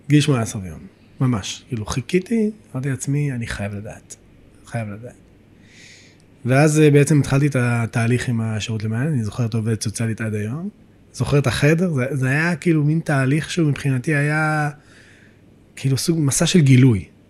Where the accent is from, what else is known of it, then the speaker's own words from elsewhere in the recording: Beit El, West Bank, Israel; also born or lived in Jerusalem; גדלתי בבית אל.